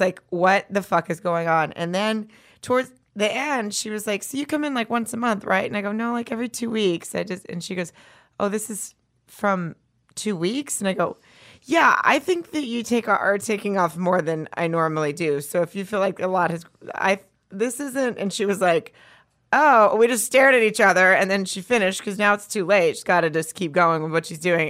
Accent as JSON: {"language": "English", "region": "the South", "country": "United States", "said": "I'm from the South"}